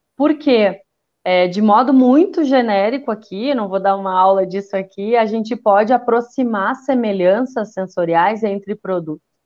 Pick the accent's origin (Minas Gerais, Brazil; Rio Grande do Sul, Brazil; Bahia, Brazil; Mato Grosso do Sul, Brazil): Rio Grande do Sul, Brazil; eu sou gaúcha